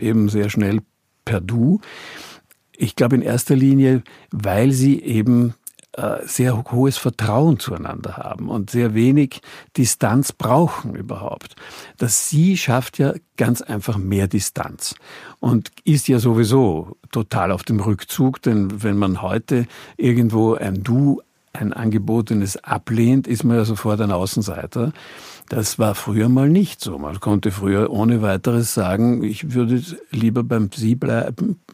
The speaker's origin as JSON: {"language": "German", "country": "Austria", "also_born_or_lived": "Bonn, Germany / Hamburg, Germany", "said": "als Österreicher"}